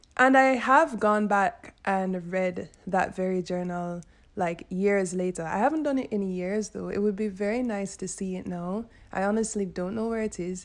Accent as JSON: {"language": "English", "country": "Jamaica", "said": "I'm Jamaican"}